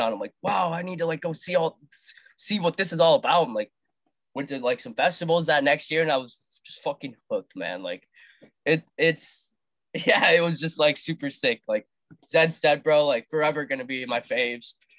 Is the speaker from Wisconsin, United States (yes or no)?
yes; Wisconsin, United States; also born or lived in India / Las Vegas, Nevada; I lived in Wisconsin until like I was partially through like second grade moved to Las Vegas, group in Vegas, and then moved back to Wisconsin.